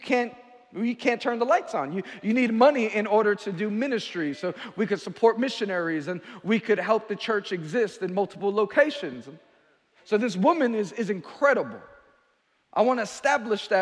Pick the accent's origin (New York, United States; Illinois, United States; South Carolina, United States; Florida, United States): New York, United States; New York City; I'm from Queens, New York